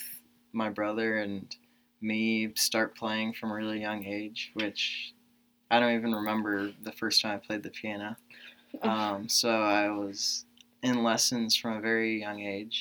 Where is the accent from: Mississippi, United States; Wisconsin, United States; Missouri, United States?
Missouri, United States; Columbia; I'm from Columbia, Missouri